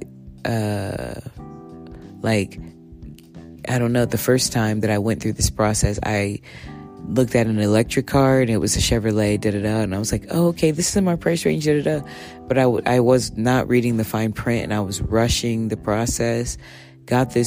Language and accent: English; Texas, United States; I'm a Texan